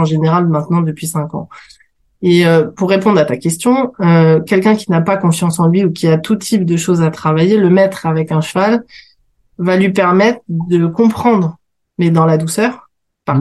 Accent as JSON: {"language": "French", "town": "Paris", "region": "Île-de-France", "country": "France", "tie": "born or raised there", "said": "je suis parisienne, je suis née dans le 9e"}